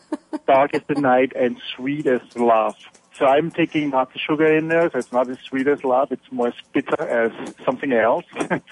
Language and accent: English; Vienna, Austria; I'm from Vienna, Austria, so that means with our coffee house culture that we have